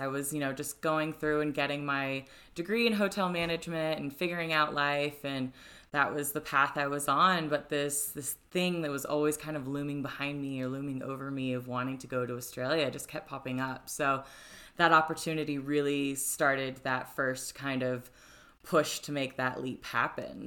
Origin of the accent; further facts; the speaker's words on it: Florida, United States; moved away as an adult; now in Denver, United States; I'm from Florida, which you know, not necessarily known for its youth